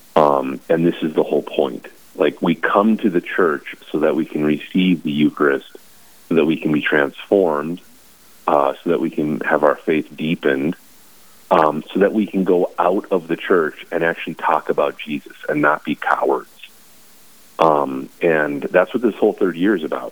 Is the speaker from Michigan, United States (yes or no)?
no; Bismarck, North Dakota, United States; now in Watford City, United States; born and raised in Bismarck